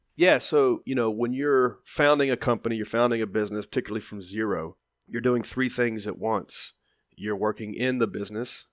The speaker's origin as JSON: {"language": "English", "town": "Nashville", "region": "Tennessee", "country": "United States", "tie": "born or raised there", "said": "I was kind of a known commodity in my hometown"}